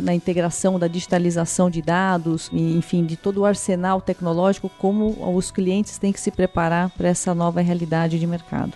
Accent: Brazil; Como brasileiros

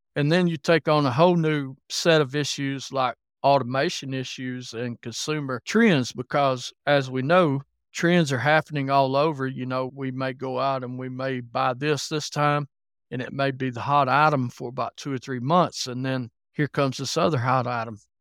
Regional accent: Alabama, United States; now in Kentucky, United States; I live in Kentucky, but I was born and raised in Alabama, if you're wondering about my accent a little bit.

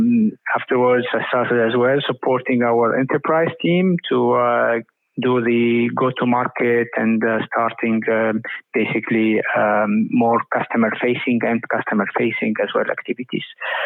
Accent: Tunisia; also born or lived in United States; now in United Arab Emirates; I'm Tunisian American. I lived in quite a long part of my life in the US, and then here in UAE lately.

